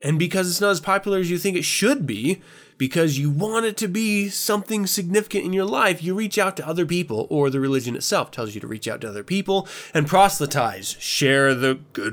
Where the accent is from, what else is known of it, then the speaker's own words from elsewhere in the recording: United States; also born or lived in Germany; I'm born in America